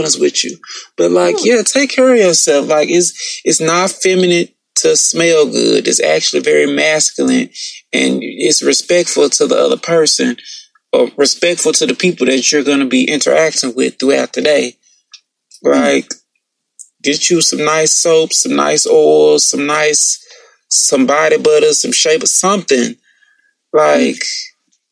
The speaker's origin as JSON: {"language": "English", "region": "the South", "country": "United States", "said": "I'm from the South"}